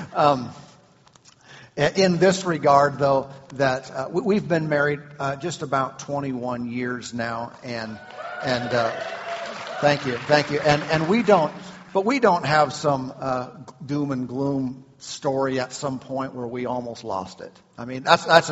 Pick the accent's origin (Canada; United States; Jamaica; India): United States; Southern Idaho; We are from Southern Idaho.